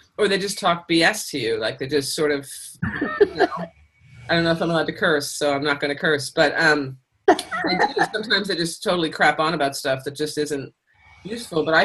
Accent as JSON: {"language": "English", "region": "Pennsylvania", "country": "United States", "tie": "born or raised there", "said": "I'm German, and I grew up in Pennsylvania"}